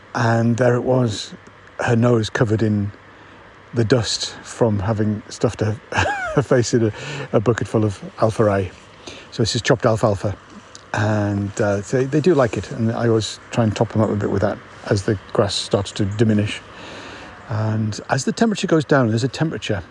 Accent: United Kingdom; I'm a Brit

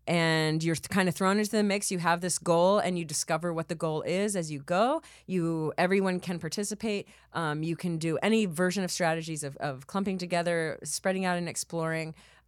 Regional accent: Texas, United States; I'm from Texas.

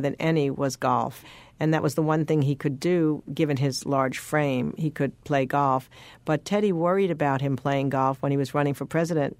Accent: Rockville Centre, New York, United States; I grew up in Rockville Center, Long Island

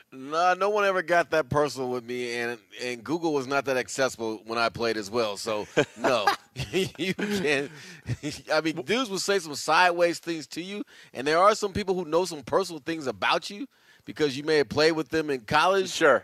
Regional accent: Bay Area, California, United States; us growing up in the Bay Area

